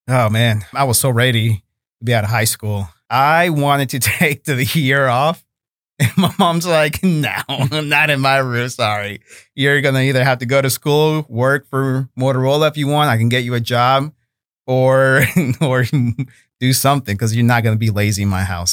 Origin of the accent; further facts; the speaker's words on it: Chicago, Illinois, United States; also born or lived in Monterrey, Mexico; now in Fort Worth, United States; growing up in Chicago